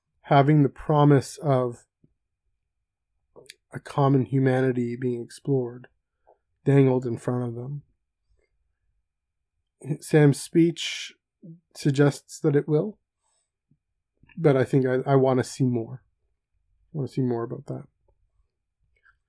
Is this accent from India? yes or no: no; Canada; I'm Canadian